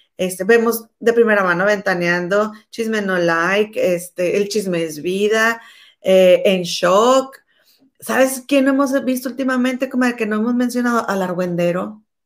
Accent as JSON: {"language": "Spanish", "country": "Mexico", "said": "somos mexicanas"}